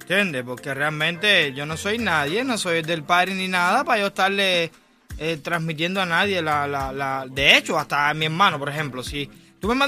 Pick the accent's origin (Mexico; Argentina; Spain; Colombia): Colombia; yo como buen colombiano, yo siempre llevo a las fiestas a, con una acompañante